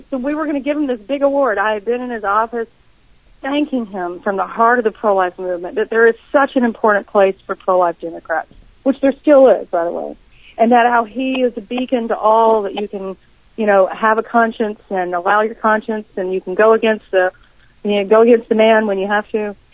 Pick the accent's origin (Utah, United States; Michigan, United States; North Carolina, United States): North Carolina, United States; Eastern; I'm from Eastern North Carolina, where tobacco is king